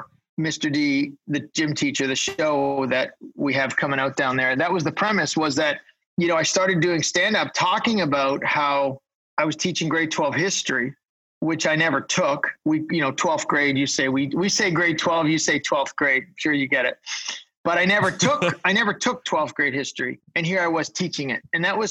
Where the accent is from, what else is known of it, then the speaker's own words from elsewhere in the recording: Canada; I'm the Canadian one